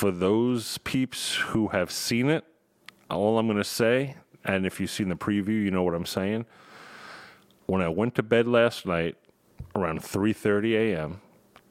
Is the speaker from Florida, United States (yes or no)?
no; Long Island, New York, United States; accent: New York; It's my New York accent